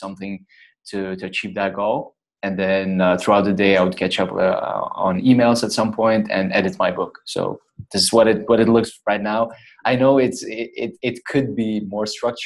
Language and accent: English; Lithuania; moved away as an adult; I would go back home to my home country, to Lithuania, to just visit family and friends